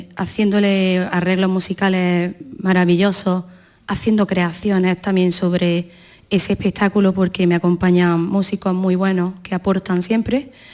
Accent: Granada, Andalusia, Spain; Fandangos de mi tierra

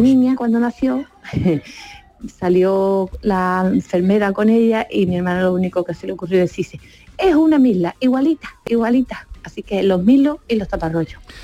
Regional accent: Benalup-Casas Viejas, Andalusia, Spain; Somos de Benalú, de Casa Vieja

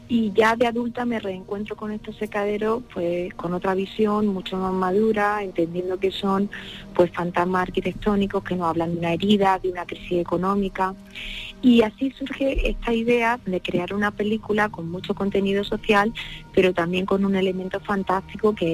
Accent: Vega de Granada, Andalusia, Spain; yo soy de allí, de la Vega de Granada, y he crecido entre secaderos de tabaco, que fue un monocultivo durante el siglo XX

